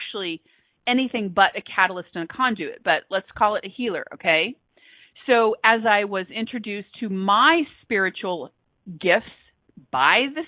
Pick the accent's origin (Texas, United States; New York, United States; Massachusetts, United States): Texas, United States; So I am a Texan by birth. I consider myself a global citizen. I currently reside in Texas, and I've been here a long